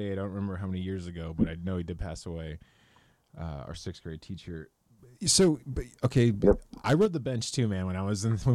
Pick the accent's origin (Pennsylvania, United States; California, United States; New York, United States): California, United States; Los Banos; a longtime friend of mine who I grew up in Los Banos